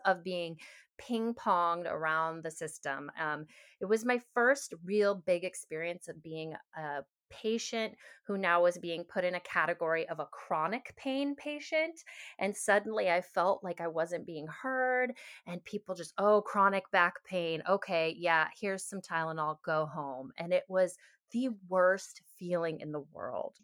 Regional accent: Seattle, Washington, United States; moved away as an adult; also born or lived in Hawaii; having grown up in Seattle, there was a lot of integrative health around me

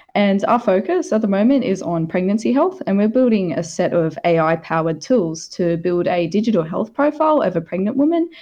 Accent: Australia; moved away; my home country, Australia

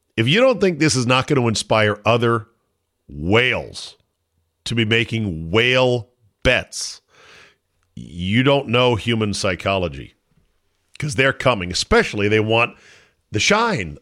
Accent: Philadelphia, Pennsylvania, United States; I am from the Philly area

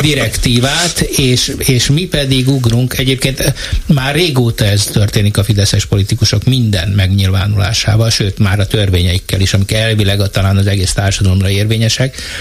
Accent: Eger, Heves, Hungary; én Egerből jövök

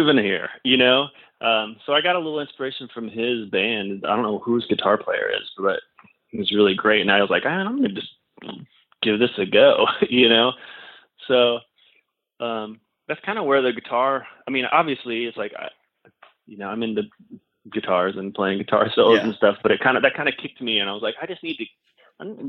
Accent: Indiana, United States; moved away as an adult; also born or lived in Los Angeles, California; now in Tennessee, United States; I grew up in Indiana

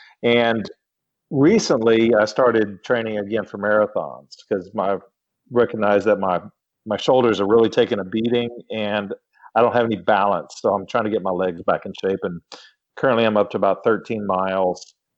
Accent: League City, Texas, United States; now in Austin, United States; From League City, Texas, which is in between Houston and Galveston. But I went to college up here in the Hill Country at Southwest Texas State University.

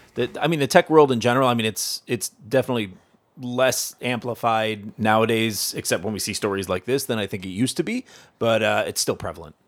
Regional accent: United States; now in Canada; I'm from the States.

